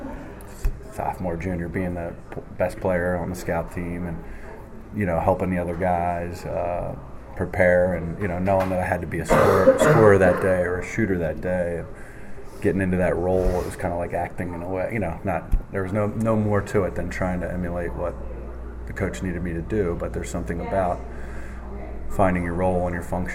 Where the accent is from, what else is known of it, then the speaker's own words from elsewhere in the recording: near Lansdale, Pennsylvania, United States; which was close to my hometown